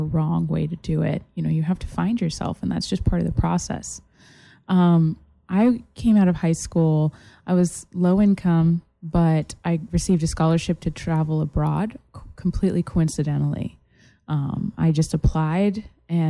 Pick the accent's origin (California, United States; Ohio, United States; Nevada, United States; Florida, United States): Florida, United States; Massachusetts; now in Florida, United States; I went to high school here in Florida, but I'm originally from Massachusetts